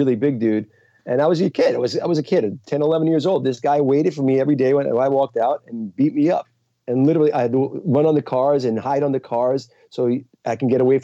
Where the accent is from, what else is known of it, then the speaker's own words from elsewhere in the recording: New York City, New York, United States; I grew up in the Bronx, New York.